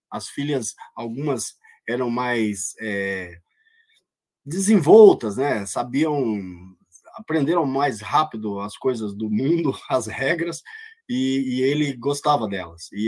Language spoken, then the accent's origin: Portuguese; Paraná, Brazil; de uma menina lá, lá na minha cidade, lá no Paraná